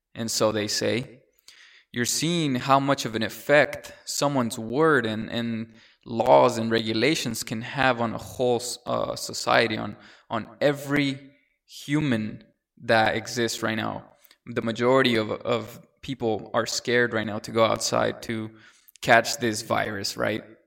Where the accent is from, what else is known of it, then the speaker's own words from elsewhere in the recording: San Diego, California, United States; English is a second language; also born or lived in Mexico / Oklahoma; went to elementary school in Linda Vista in a, in a town, in a city in San Diego, California.